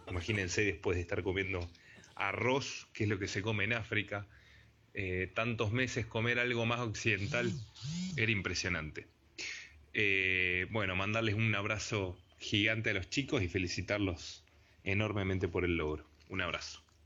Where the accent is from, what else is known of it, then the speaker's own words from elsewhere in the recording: Argentina; soy de Argentina